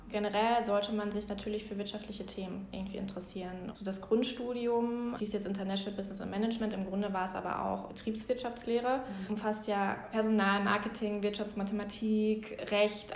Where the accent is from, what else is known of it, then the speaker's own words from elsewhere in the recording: Bochum, North Rhine-Westphalia, Germany; ich bin in Bochum geboren, aufgewachsen